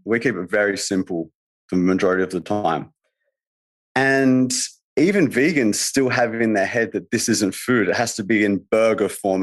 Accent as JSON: {"language": "English", "country": "Australia", "said": "I'm saying that from Australia. I'm, we're not very cultural really in Australia"}